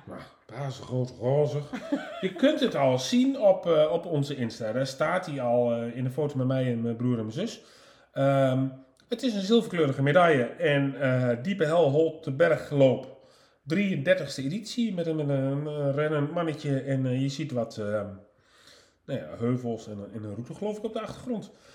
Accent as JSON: {"language": "Dutch", "town": "Nijverdal", "region": "Overijssel", "country": "Netherlands", "moved": "yes", "said": "ik kom van oorsprong uit Nijverdal"}